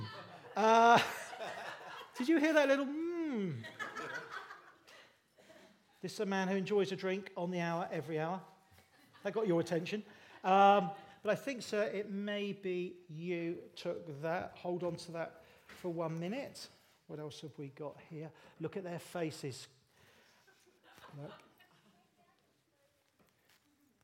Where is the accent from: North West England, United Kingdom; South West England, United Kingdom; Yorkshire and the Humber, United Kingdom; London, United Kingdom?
South West England, United Kingdom; Bournemouth; now in Littlehampton, United Kingdom; I grew up in Bournemouth. I live in Littlehampton, just down the road now.